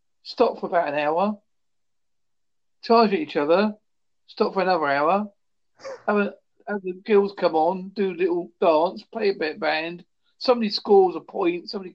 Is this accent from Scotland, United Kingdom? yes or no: no; Holsworthy, South West England, United Kingdom; Holsworthy, Devon, England